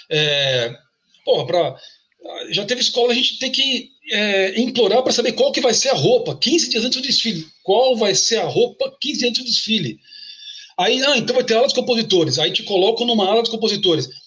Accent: São Paulo, Brazil; born there; eu, eu, nasci na Vila Sabarbosa. É, é uma vilinha residencial. Eu sempre falo, é quase é uma província, uma, uma aldeia ali na no cruzamento da Avenida do Estado com a Cruzeiro do Sul, região da Luz ali

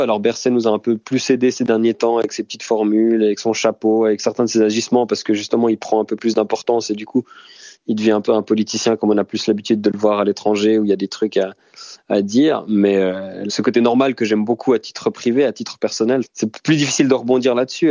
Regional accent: Switzerland; en tant que Suisse

